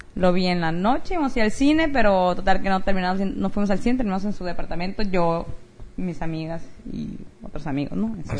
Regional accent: Mexico; now in United States; una amiga mexicana que es de donde yo soy

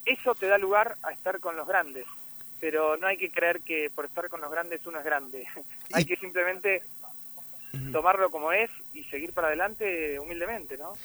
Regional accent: Argentina; moved away as an adult; now in Miami, United States; mi país

